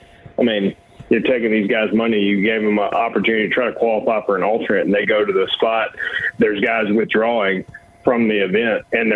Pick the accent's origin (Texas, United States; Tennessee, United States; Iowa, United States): Tennessee, United States; also born or lived in Worcester, Massachusetts; Yeah, I was born in Worcester, probably 45 minutes south, maybe an hour or so, kind of give or take, obviously, with New England traffic. But, yeah, all my mom's side of the family's up there, near and dear, moved to Tennessee when I was 3.